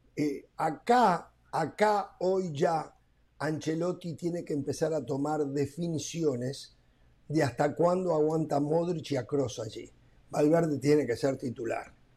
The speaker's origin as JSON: {"language": "Spanish", "country": "Uruguay", "said": "si yo no fuera uruguayo"}